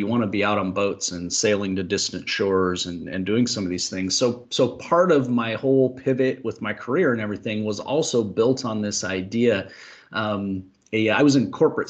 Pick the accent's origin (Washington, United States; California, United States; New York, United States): Washington, United States; I'm from Washington State here in the Pacific Northwest